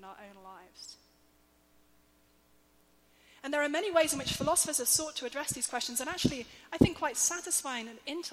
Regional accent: England, United Kingdom; I'm English

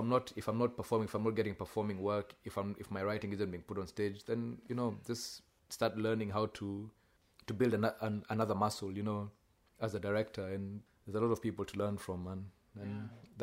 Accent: Kenya; now in Australia; you're writing as a Kenyan in Australia for quite a white audience

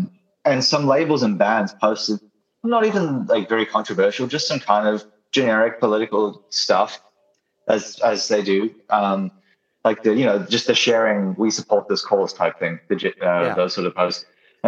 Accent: New Zealand; also born or lived in Australia; I'm from Australia, as you might not know. I'm from New Zealand originally, but I spent like a decade in Australia basically.

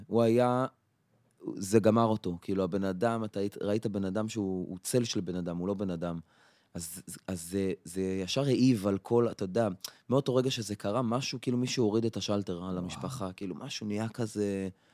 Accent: Afula, Northern District, Israel; now in Tel Aviv, Israel; הילדות שלי בעפולה

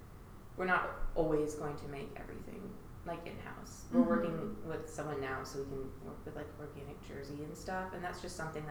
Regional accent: Brentwood, Tennessee, United States; I grew up in Brentwood.

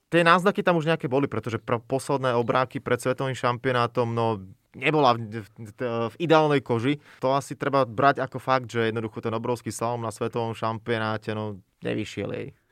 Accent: Slovakia

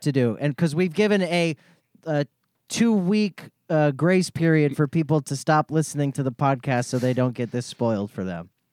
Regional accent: Florida, United States; I'm from Florida.

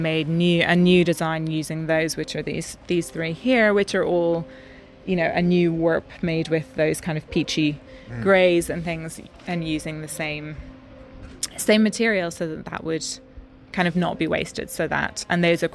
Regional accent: Ireland; moved away as an adult; now in Stockholm, Sweden; British Bay Beach, which is where I grew up

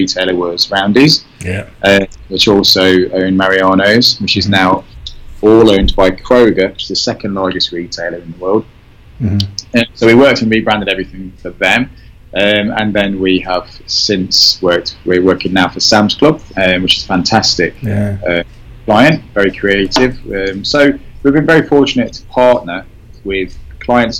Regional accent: Nottingham, East Midlands, United Kingdom; moved away as an adult; also born or lived in London / Kingston upon Thames; now in United States; I'm from Nottingham in the United Kingdom. So I am born and bred in Nottingham

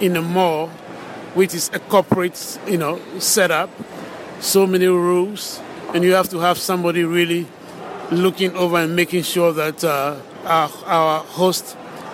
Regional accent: Ghana; now in United States; I am originally from Ghana

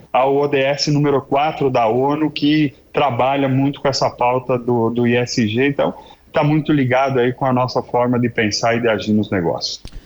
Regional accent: Brazil; also born or lived in Passo Fundo, Rio Grande do Sul; nós somos brasileiros

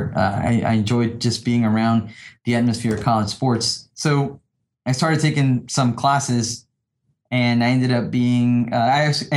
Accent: Panama; moved away as an adult; also born or lived in New Orleans, United States; now in Dallas, United States; I grew up in Panama and I grew up in New Orleans.

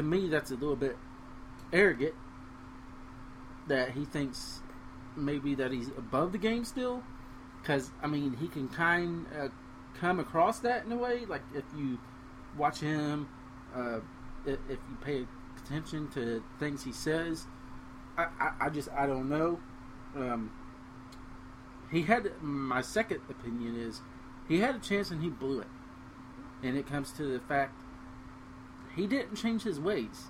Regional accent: Cincinnati, Ohio, United States; we're both from the Cincinnati area

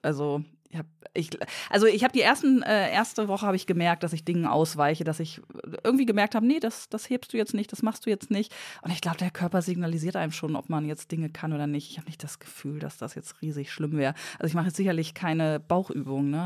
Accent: Lower Saxony, Germany; Ich bin Niedersächsin

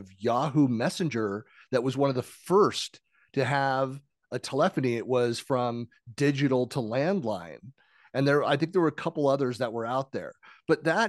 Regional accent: East Bay, San Francisco Bay Area, California, United States; also born or lived in Seattle; now in Utah, United States; I grew up in the San Francisco Bay Area. Over in the East Bay, grew up with a 415 area code

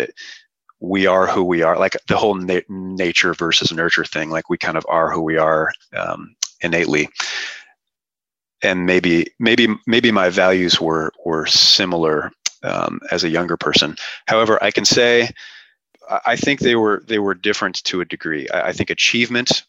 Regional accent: Seattle, Washington, United States; I grew up in Seattle, so not super cold winters

